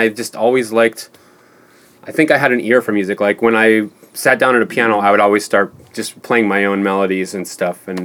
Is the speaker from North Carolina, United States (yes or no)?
no; Kankakee, Illinois, United States; I grew up in like an hour south of Chicago, a town called Kankakee